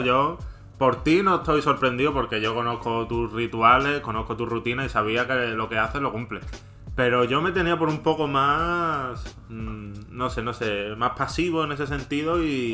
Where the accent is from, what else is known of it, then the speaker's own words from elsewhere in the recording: Andalusia, Spain; Como buen andaluz